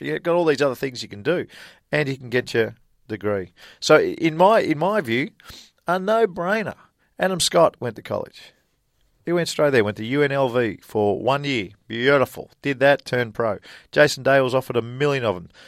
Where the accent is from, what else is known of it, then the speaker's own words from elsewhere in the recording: Australia; moved away as an adult; also born or lived in Lubbock, Texas, United States; "Where are you from?" And I said, "Australia."